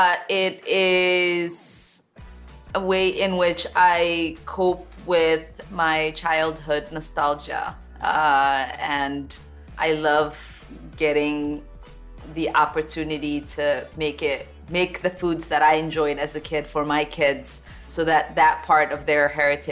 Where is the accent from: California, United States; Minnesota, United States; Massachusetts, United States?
Minnesota, United States; Well, I'm Minnesotan, so … is one of, you know, my favorites.